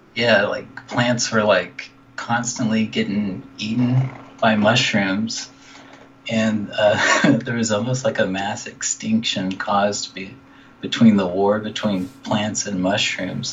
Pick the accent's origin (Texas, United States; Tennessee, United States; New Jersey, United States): Texas, United States; Dallas; moved away as an adult; now in California, United States; from Dallas, Texas